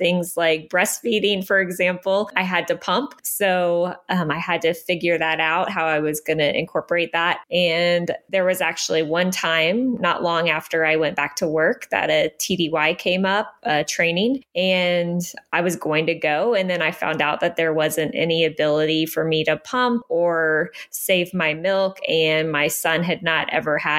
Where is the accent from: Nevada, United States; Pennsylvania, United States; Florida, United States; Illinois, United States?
Pennsylvania, United States; moved away as an adult; now in Biloxi, United States; we're from Pennsylvania.